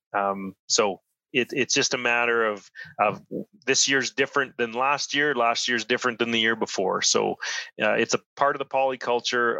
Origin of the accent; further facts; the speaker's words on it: Saskatchewan, Canada; now in Edmonton, Canada; I'm originally from Saskatchewan